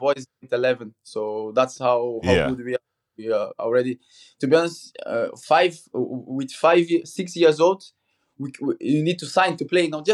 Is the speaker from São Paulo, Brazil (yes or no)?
no; Petrópolis, Rio de Janeiro, Brazil; moved away; It's in the mountains in Rio. It's like 50 minutes from the city, from Rio de Janeiro. It's quite than Rio, to be honest, but for being raised there with my brother